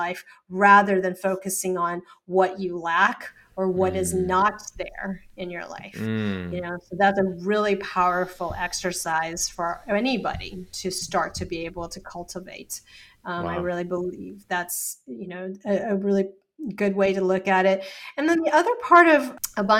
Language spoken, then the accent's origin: English; Texas, United States; I grew up in Texas